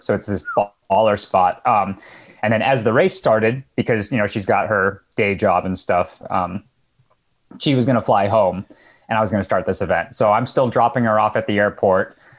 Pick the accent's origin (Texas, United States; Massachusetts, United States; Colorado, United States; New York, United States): Colorado, United States; Boulder; moved away as an adult; now in Santa Rosa, United States; one of the few that were born and raised in Boulder